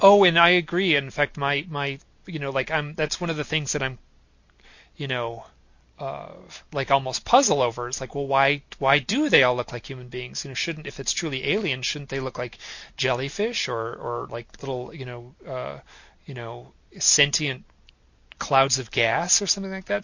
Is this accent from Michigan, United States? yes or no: yes; Michigan, United States; I grew up in Michigan, so total suburbs